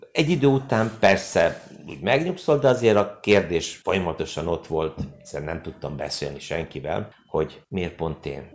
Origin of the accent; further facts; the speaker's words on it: Hungary; én magyar vagyok